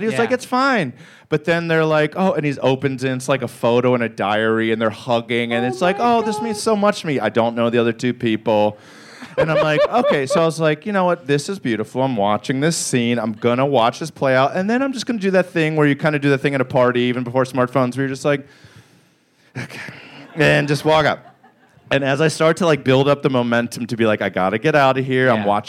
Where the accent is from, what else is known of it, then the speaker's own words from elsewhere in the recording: Baltimore, Maryland, United States; not only was I excited because I love John Waters because I'm from Baltimore